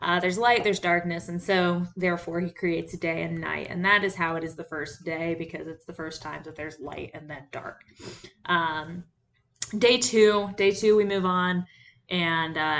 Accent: Georgia, United States; having grown up in the Bible Belt, in what the experts call Feck Nowhere, Georgia

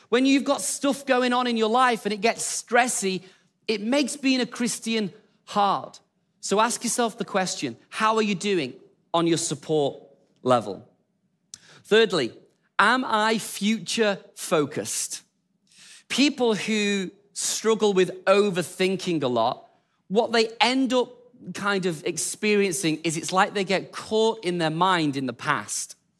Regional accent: England, United Kingdom; we're English

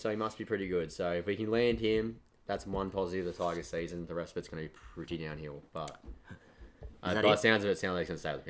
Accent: Australia; as an Aussie.

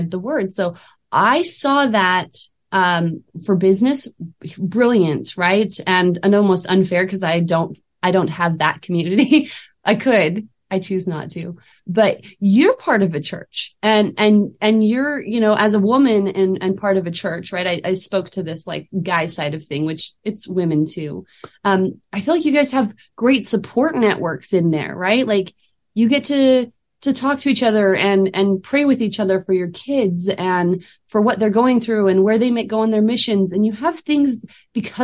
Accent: Utah, United States; moved away as an adult; now in Idaho, United States; growing up in Utah with the LDS community surrounding me

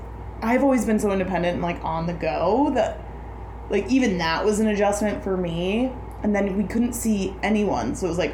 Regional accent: Chicago, Illinois, United States; I'm from Beverly on the South Side of Chicago. Come from a blue-collar family. My mom was is a nurse.

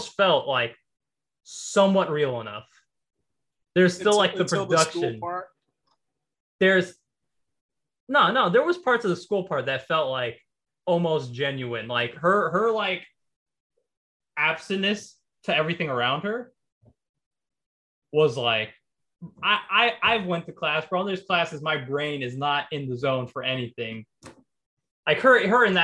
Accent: New York, United States; I grew up in New York

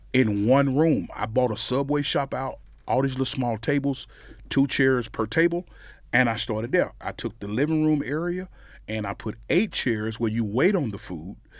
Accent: Amory, Mississippi, United States; moved away as an adult; now in Frisco, United States; I was raised in Amory. Um, there my whole life

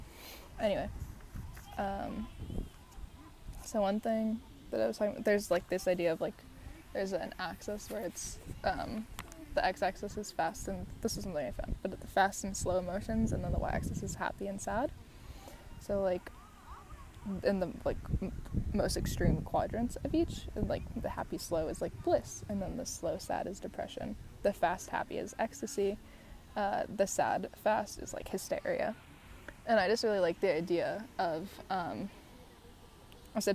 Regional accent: Chicago, Illinois, United States; also born or lived in San Diego, California / London; now in New York, United States; being born in San Diego, growing up in Chicago, having lived in New York for years now

